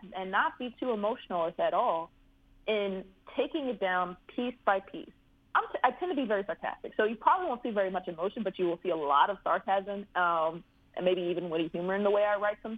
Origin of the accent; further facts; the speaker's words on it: Prince George's County, Maryland, United States; I'm from Prince George's County, Pretty Girl County.